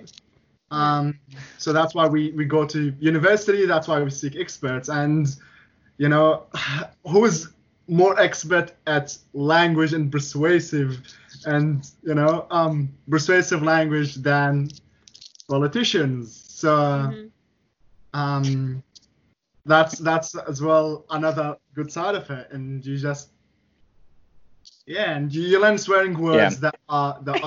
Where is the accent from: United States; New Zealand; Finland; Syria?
Syria; English is a second language; also born or lived in Egypt; now in Australia; we didn't have that in Syria